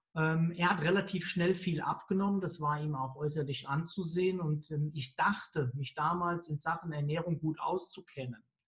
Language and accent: German; Mainz, Rhineland-Palatinate, Germany; Ich bin ja Mainzer